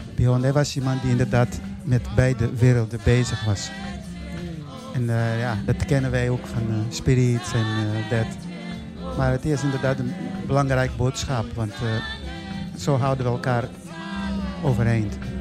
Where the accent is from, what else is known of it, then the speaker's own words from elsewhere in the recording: Mozambique; now in Netherlands; ik kom uit Mozambique. Ik ben daar geboren. Dus ik, eh, woon al heel lang in Nederland